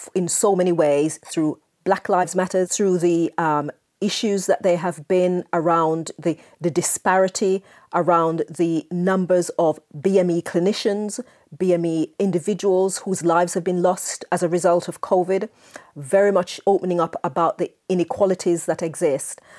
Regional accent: Jamaica; moved away; I spent my formative years in Jamaica, as you may be able to tell from my accent

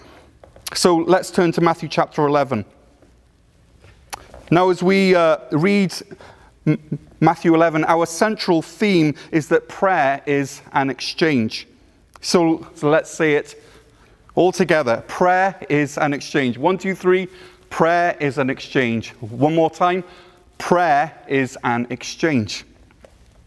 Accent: Wales, United Kingdom; moved away; I'm from Wales, but I pastor over at Cornerstone Church in North Gore

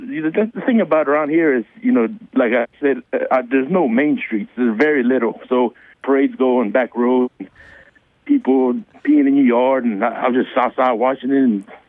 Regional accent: Eunice, Louisiana, United States; I'm from Eunice

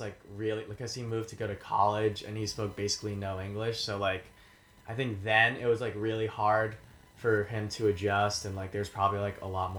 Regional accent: Georgia, United States; moved away; especially growing up in Georgia, like it wasn't cool to be Korean

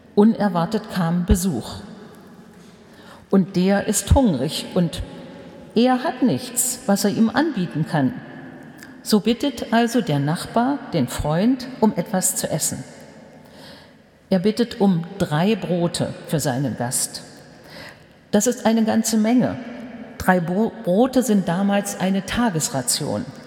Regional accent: Germany; Bei uns in Deutschland

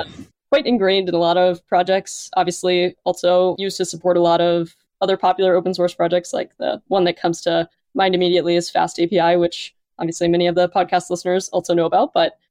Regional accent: Chapel Hill, North Carolina, United States; moved away as an adult; now in Madison, United States; Yeah, so I grew up in North Carolina originally in Chapel Hill. Really loved it, but for some reason decided to move up to where it's quite cold.

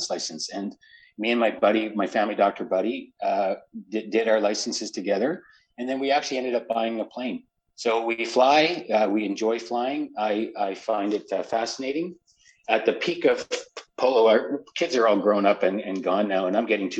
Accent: Medicine Hat, Alberta, Canada; also born or lived in Montreal, Quebec; now in London, Canada; I grew up in a little town called Medicine Hat. It's in the southeast corner of Alberta

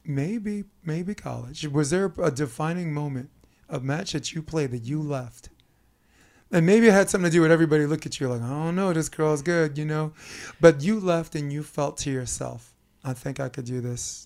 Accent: New York, United States; as a New Yorker

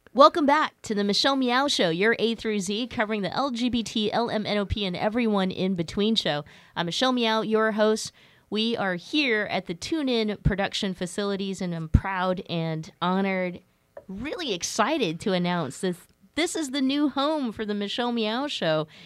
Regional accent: Stockton, California, United States; I grew up in Stockton, California

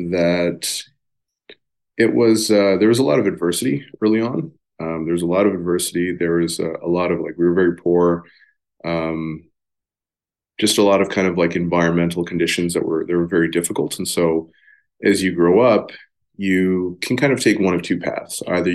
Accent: Amsterdam, North Holland, Netherlands; born there; I was born in Amsterdam, Netherlands.

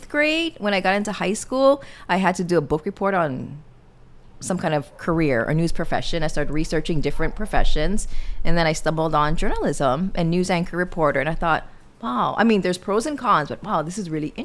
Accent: Hawaii, United States; moved away as an adult; also born or lived in Seattle, Washington / Bozeman, Montana / Las Vegas, Nevada; I'm from Hawaii

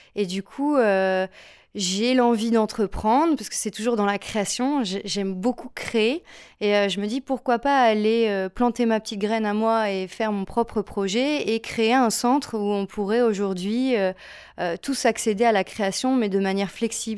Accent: Lille, Hauts-de-France, France; je suis une Lilloise

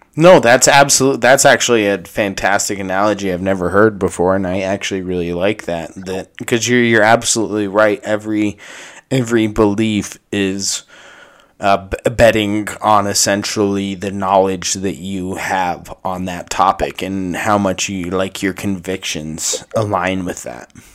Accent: United States; as an American

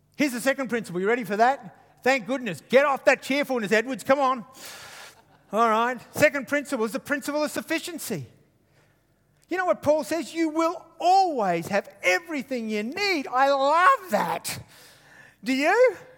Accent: Queensland, Australia; I'm from Queensland

